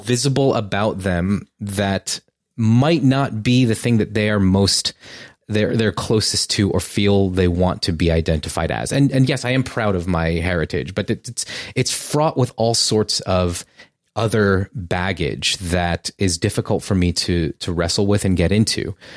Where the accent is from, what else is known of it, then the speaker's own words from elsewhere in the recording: United States; I am Japanese-American who was born here